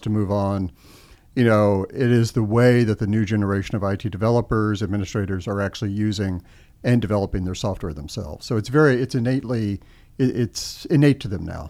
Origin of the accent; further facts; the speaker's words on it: Austin, Texas, United States; moved away as an adult; also born or lived in Washington, D.C.; I grew up in Austin, Texas